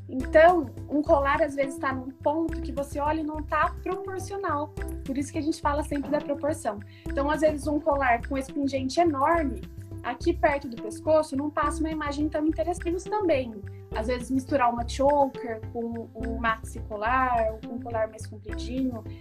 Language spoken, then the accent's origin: Portuguese; São José do Rio Preto, São Paulo, Brazil; sou do interior de São Paulo, de Rio Preto